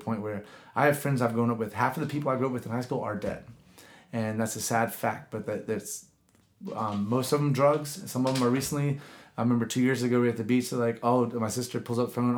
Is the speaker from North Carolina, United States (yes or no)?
yes; Gastonia, North Carolina, United States; now in Southwest Florida, United States; growing up in Gastonia